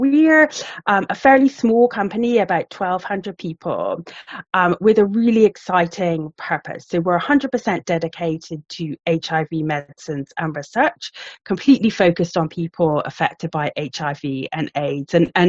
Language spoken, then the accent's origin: English; Ireland; now in United Kingdom; you probably can't tell from the accent, but I'm actually Irish, but been living in the UK for about 25 years.